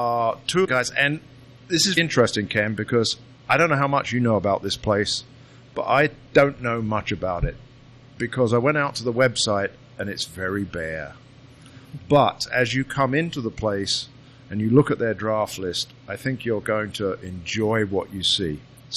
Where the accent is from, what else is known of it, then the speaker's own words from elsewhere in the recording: United Kingdom; now in Illinois, United States; I am the Brit